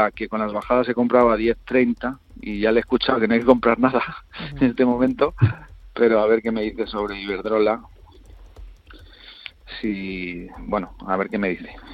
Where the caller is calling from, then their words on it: Madrid, Community of Madrid, Spain; de Madrid.